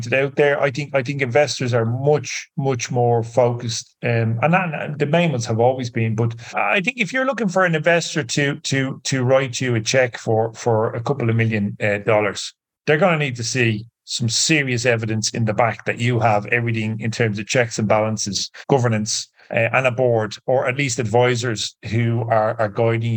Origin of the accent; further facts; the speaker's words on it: Ireland; I'm Irish